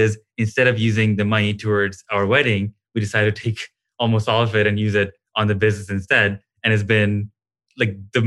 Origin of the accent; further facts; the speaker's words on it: India; I'm from India